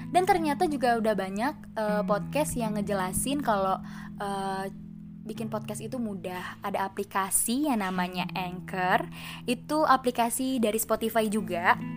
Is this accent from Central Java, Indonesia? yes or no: no; Jakarta, Indonesia; moved away as an adult; now in Padang, Indonesia; Gue lahir di Jakarta 12 Agustus 2001